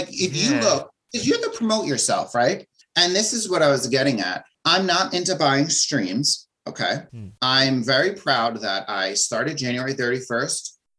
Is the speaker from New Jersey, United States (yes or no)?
yes; New Jersey, United States; All right, so I'm from New Jersey, so people think it's like Jersey Shore